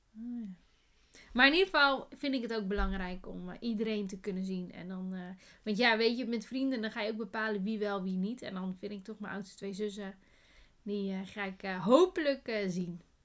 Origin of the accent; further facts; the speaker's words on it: Netherlands; wij zijn Nederlanders